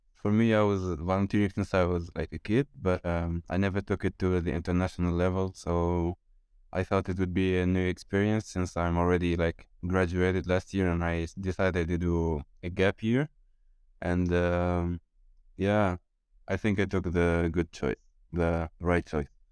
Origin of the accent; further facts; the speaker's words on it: Tunisia; moved away as an adult; now in Italy; I'm 22 years old. I'm from Tunisia